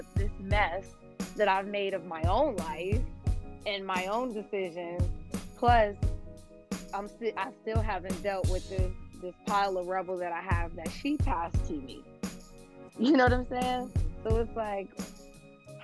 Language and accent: English; United States; being an American Black Muslim, because we already come from a place where we don't know our identities